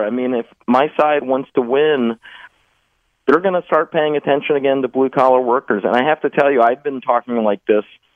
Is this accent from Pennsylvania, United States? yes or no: yes; Philadelphia, Pennsylvania, United States; where I grew up in the Alney neighborhood